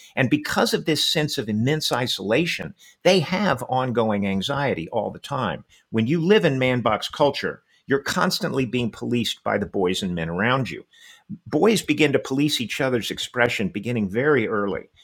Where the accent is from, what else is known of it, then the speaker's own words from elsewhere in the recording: Texas, United States; I was born and raised in Texas